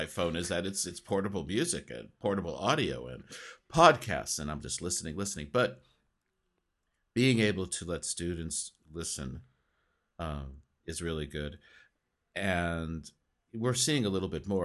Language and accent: English; United States; accent: American; students are always listening to my American accent